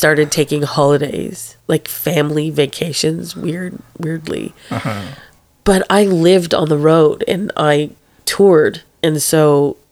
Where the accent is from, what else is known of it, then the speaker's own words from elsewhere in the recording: Canada; moved away as an adult; now in Newcastle, Australia; we are Canadian. We were born and raised there